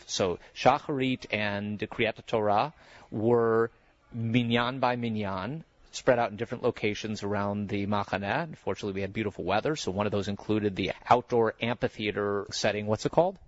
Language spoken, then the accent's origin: English; Chicago, Illinois, United States; your mother Julie and I were in Chicago growing up together